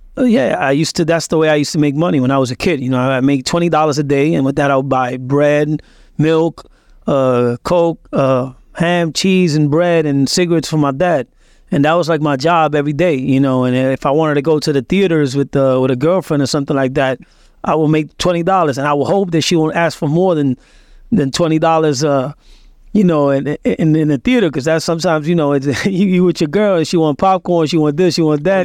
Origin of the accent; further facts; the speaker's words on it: Puerto Rico; also born or lived in Lawrence, Massachusetts, United States; he just took us as a fugitive to Puerto Rico to raise us